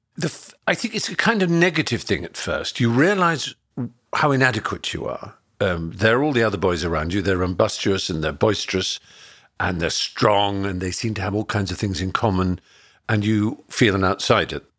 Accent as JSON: {"language": "English", "area": "Norfolk", "region": "East of England", "country": "United Kingdom", "tie": "born or raised there", "said": "growing up in Norfolk in the countryside in England"}